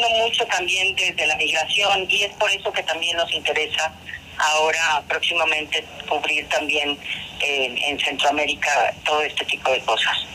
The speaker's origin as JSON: {"language": "Spanish", "town": "Monterrey", "region": "Nuevo León", "country": "Mexico", "said": "Nosotros somos de Monterrey"}